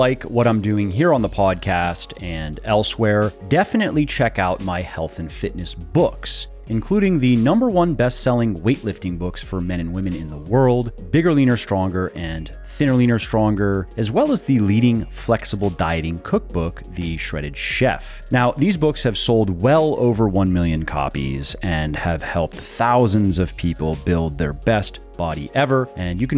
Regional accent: Tampa, Florida, United States; also born or lived in Ocala, Florida; I grew up in the Tampa Bay area

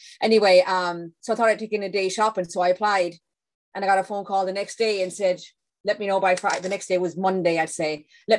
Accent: County Clare, Ireland; now in Raleigh, United States; I'm from County Clare, yeah.

